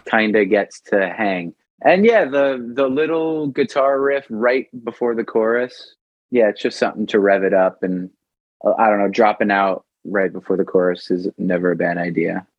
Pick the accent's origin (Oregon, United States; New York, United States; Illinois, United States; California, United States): New York, United States; Long Island; my grandparents were born in Brooklyn, my dad was born in Brooklyn, and I was born in Long Island